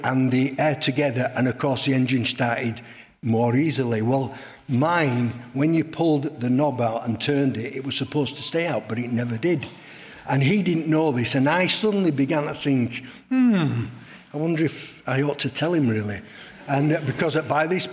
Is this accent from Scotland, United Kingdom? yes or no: no; Leeds, Yorkshire and the Humber, United Kingdom; I came from the Meanwood area